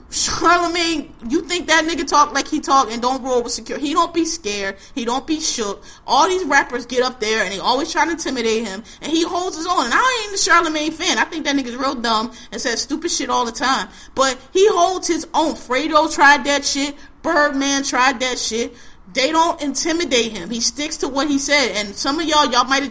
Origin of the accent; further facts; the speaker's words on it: Philadelphia, Pennsylvania, United States; I'm from Philadelphia, West Philadelphia, born and raised.